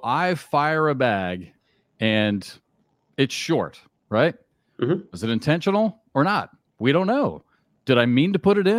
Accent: Charleston, South Carolina, United States; here at the College of Charleston, here in my hometown

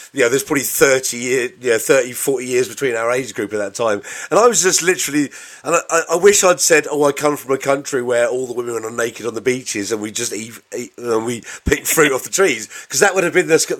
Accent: Bedford, East of England, United Kingdom

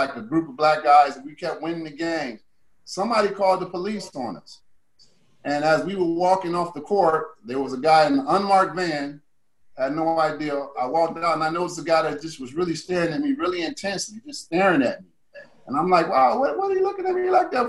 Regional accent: Cleveland, Ohio, United States; I grew up in Cleveland, Ohio, in the housing project where I was born.

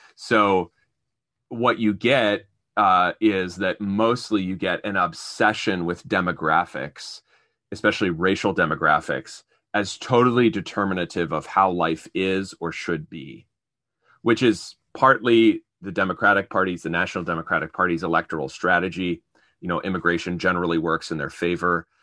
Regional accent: Appalachia, United States; I'm from Appalachia

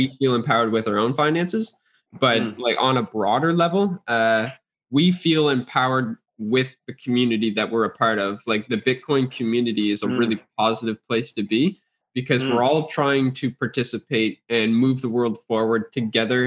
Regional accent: Canada; I'm a Canadian

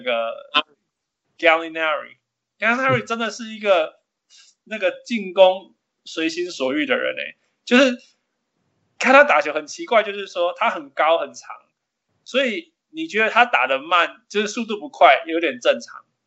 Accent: Canada; 他就是我们加拿大人

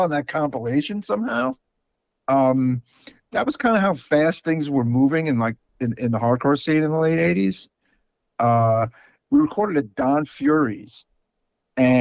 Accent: New York City, New York, United States; I grew up in Sheepshead Bay

